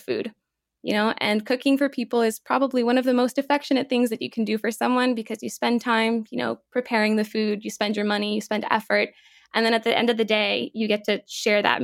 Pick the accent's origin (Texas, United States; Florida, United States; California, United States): Florida, United States; Lakeland; moved away as an adult; now in New York, United States; my hometown of Lakeland, Florida